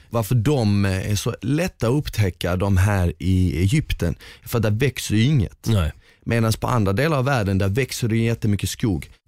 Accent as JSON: {"language": "Swedish", "region": "northern Bosnia", "country": "Bosnia & Herzegovina", "lives_now": "Sweden", "said": "Exakt, jag är från norra Bosnien, det där är typ centrala Bosnien, lite längre, vi skulle kunna säga att det är som Stockholm"}